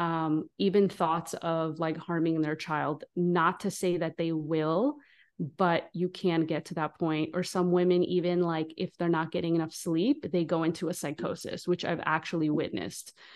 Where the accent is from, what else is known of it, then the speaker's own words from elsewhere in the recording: Israel; now in United States; I'm from Israel now. S, since I'm from the Middle East